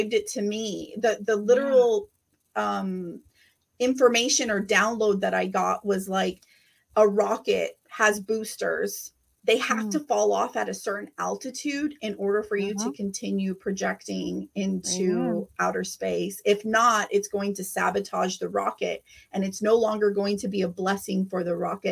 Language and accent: English; Rio Grande Valley, South Texas, United States; I am here from the Rio Grande Valley. I'm here from South Texas, just like you